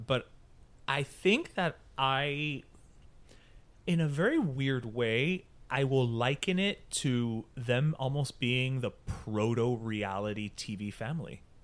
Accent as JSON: {"language": "English", "town": "Miami", "region": "Florida", "country": "United States", "said": "I'm from here"}